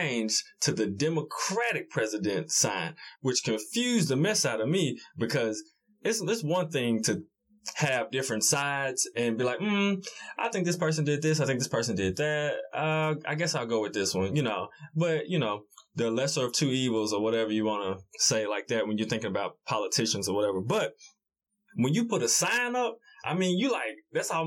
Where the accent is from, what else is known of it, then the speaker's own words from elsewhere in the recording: Memphis, Tennessee, United States; we're both from the Memphis area, urban Memphis area. So, you know, we both grew up in the hood.